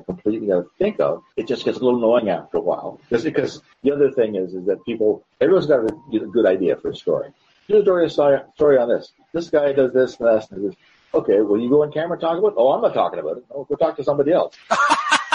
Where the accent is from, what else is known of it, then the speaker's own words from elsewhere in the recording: Canada; As a Canadian